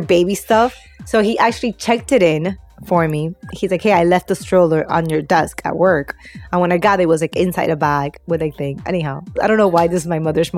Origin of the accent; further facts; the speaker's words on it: Peru; I'm Peruvian